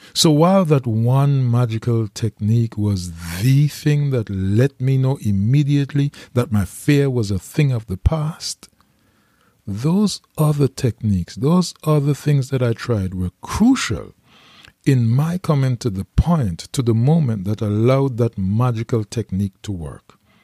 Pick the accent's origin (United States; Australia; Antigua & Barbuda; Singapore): Antigua & Barbuda; St. John's, Saint John; I was raised in Green Bay, the poorest part of Antigua, in a neighborhood called the Mud.